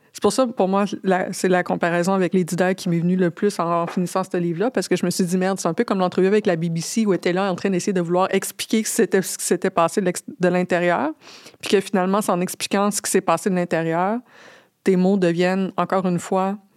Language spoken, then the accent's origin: French; Lévis, Quebec, Canada; je viens de la banlieue de Québec